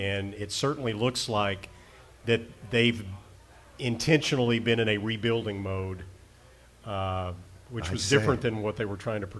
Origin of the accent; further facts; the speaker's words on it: the South, United States; now in Minneapolis, United States; I'm from the South, so I wasn't raised in that environment.